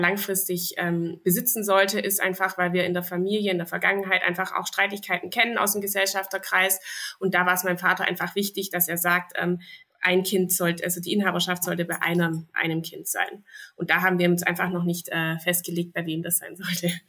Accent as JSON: {"language": "German", "area": "Zollernalbkreis", "region": "Baden-Württemberg", "country": "Germany", "said": "hier hier bei uns in Baden-Württemberg und sogar im Zollernalbkreis"}